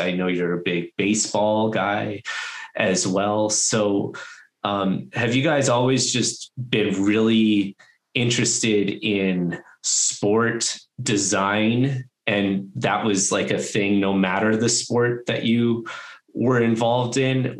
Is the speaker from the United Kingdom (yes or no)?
no; Toronto, Ontario, Canada; born there; I was born in Toronto and I'm going to be 35 this year.